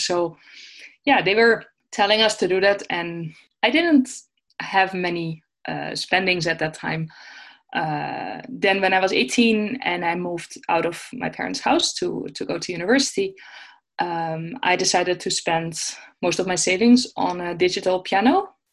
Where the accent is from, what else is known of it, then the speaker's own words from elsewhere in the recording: Netherlands; moved away as an adult; I'm from the Netherlands